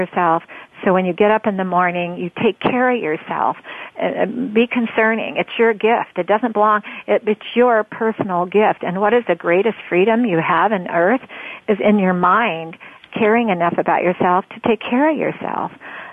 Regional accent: Oregon, United States; I'm from Oregon

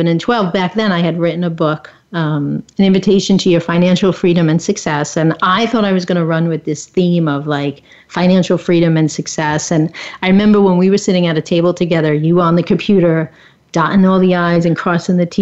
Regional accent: Long Island, New York, United States; I'm from Long Island, New York

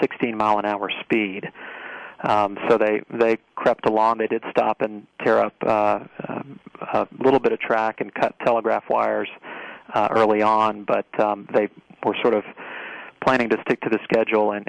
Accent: Marietta, Georgia, United States; my hometown of Marietta, Georgia

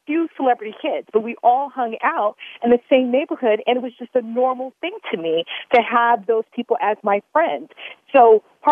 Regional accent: Los Angeles, California, United States; moved away as an adult; also born or lived in Europe; Growing up in the San Fernando Valley

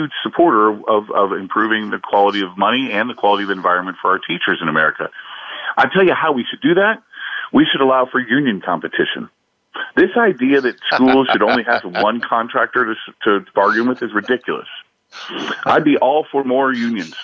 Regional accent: Indiana, United States; my home state again of Indiana

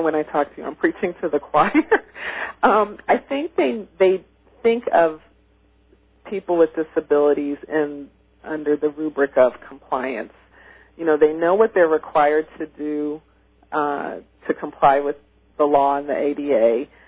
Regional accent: Midwest, United States; when I was growing up in the Midwest

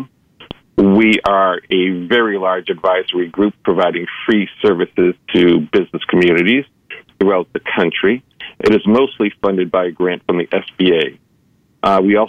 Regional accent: East Coast, United States; now in Los Angeles, United States; I grew up in the East Coast.

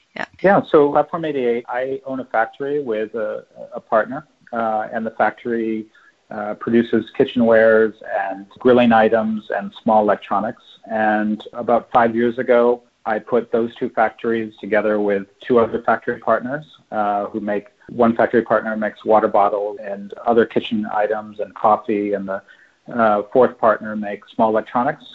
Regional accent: California, United States; moved away as an adult; now in Shanghai, China; I'm, I'm from California

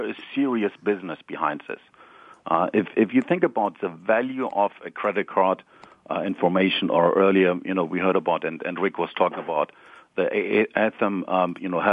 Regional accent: Germany; accent: German; English is a second language; now in Palo Alto, United States; I'm, originally, as you might recognize from my accent, I'm German.

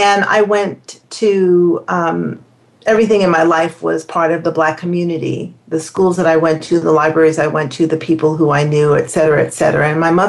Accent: New York City, New York, United States; living and growing up in New York City

